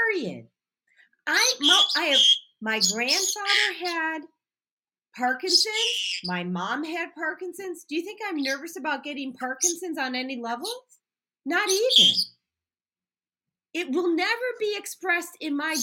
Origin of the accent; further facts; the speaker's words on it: Barrington, Illinois, United States; I grew up in Barrington, Illinois, partly anyways